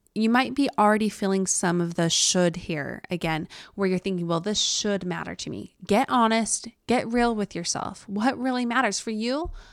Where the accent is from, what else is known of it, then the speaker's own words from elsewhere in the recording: Utah, United States; accent: Utah; my Utah accent